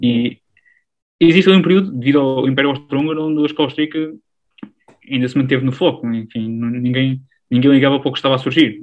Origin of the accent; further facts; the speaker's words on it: Alcobaça, Portugal; sou original aqui de uma, uma região de Portugal que, que há muito deve à Igreja Católica. Enfim, a região da Alcobaça, a região da Nazaré